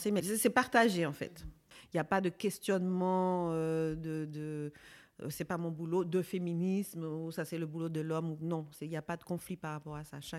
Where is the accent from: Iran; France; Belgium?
Belgium; je sais que quand j'étais petite en Belgique, c'était, euh, on nous appelait les singes à l'école.